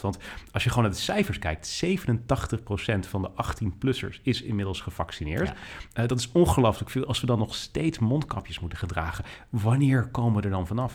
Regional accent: Netherlands; also born or lived in United States; ik ben Nederlander

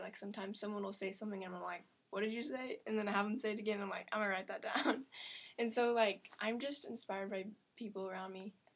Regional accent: Springfield, Missouri, United States; I grew up in Springfield, Missouri, which is this little town

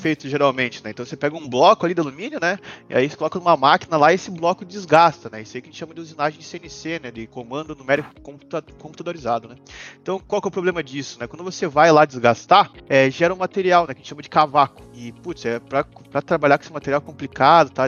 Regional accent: Joinville, Santa Catarina, Brazil; somos é de Joinville

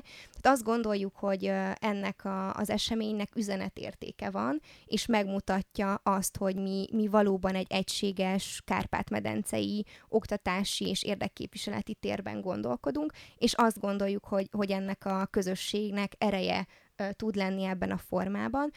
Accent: Târgu Mureș, Mureș County, Romania; born or raised there

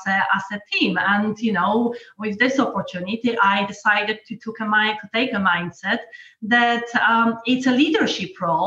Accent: Poland; also born or lived in London / South America; now in Norfolk, United Kingdom; I've grown up in communist Poland

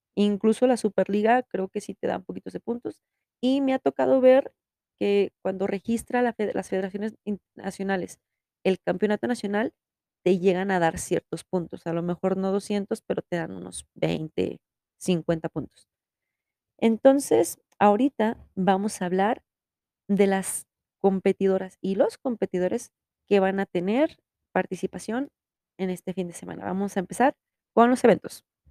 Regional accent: Mexico; soy mexicana

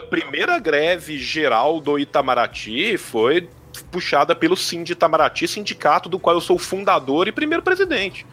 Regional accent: Pompéu, Minas Gerais, Brazil; eu sou de Pompeu, que é uma cidade no interior de Minas

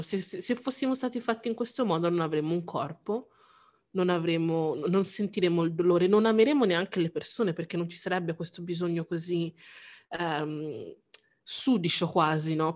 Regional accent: Italy; essendo io nato in Italia

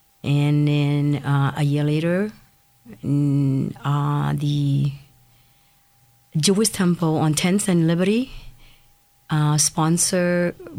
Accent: Laos; moved away as an adult; also born or lived in Thailand; now in Erie, United States; I was born in Laos. Laos is a country in Southeast Asia. It's between Thailand and Vietnam.

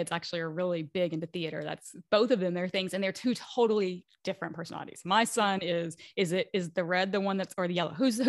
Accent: Kentucky, United States; also born or lived in Washington, D.C.; I was born and raised in Kentucky. And then I was in the DC area for 10 years before we came here.

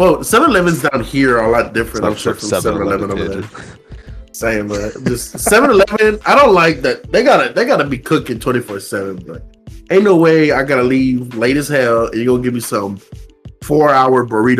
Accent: United States; Good thing I'm an American.

